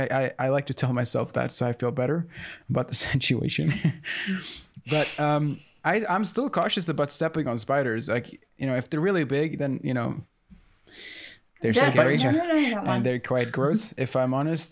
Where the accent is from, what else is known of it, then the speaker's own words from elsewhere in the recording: Sweden; there's this thing I grew up with here in Sweden